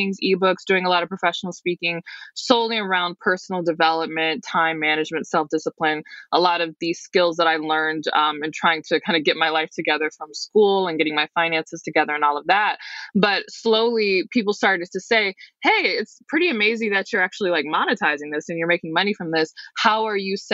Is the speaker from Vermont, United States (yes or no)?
no; Detroit, Michigan, United States; I'm from the Detroit metro area.